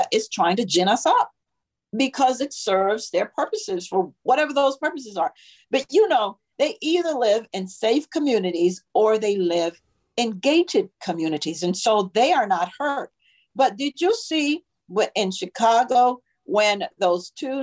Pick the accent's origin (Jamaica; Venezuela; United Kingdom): Jamaica; now in Virginia, United States; I was raised in Jamaica in part